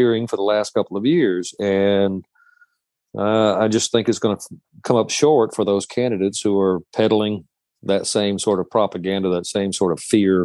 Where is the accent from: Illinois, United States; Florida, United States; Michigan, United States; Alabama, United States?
Alabama, United States; Shelby County; also born or lived in Birmingham, Alabama / Springville, Alabama; we find ourselves in Alabama. I grew up in Shelby County.